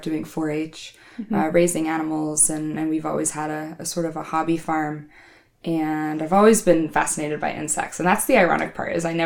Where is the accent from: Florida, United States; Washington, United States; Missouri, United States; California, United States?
Washington, United States; Wenatchee; I grew up in the Wenatchee area, which is sort of the heart of tree fruit and stone fruit country in Washington State